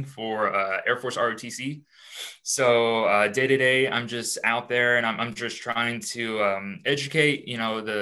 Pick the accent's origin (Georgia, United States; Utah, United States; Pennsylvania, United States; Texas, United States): Texas, United States; Houston; now in St. Louis, United States; I'm out here in St. Louis. I'm originally from Houston